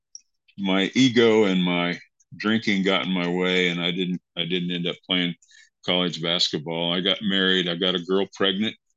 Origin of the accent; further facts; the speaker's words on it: Kansas, United States; I grew up in Kansas in a small town.